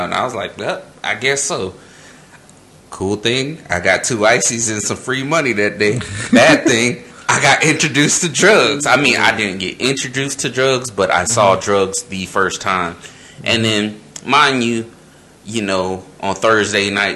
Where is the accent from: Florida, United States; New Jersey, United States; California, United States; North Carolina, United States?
Florida, United States; St. Petersburg; growing up in St. Petersburg, Florida